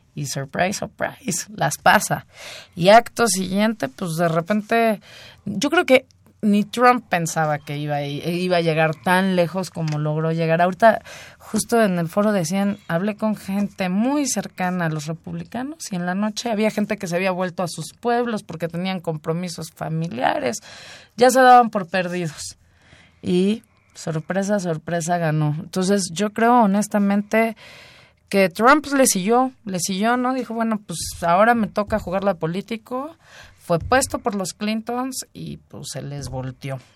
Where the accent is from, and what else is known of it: Mexico